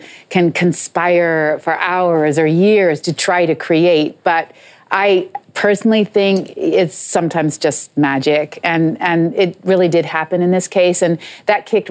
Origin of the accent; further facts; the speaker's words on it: United States; moved away as an adult; now in England; I'm American